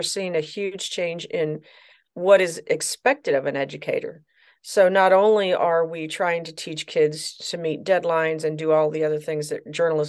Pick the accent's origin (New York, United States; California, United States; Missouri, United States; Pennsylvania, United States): Missouri, United States; Troy; I'm actually from St. Louis, Missouri. Well, actually, a little town outside of St. Louis, Missouri, Troy, Missouri.